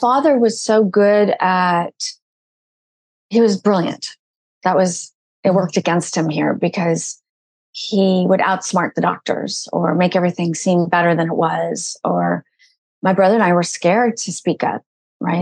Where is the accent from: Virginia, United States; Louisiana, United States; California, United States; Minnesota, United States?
California, United States; Malibu; I grew up in Malibu.